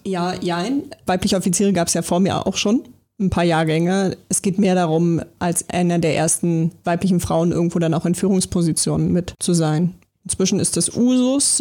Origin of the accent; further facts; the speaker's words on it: Berlin, Germany; ich äh, bin ja gebürtig aus Berlin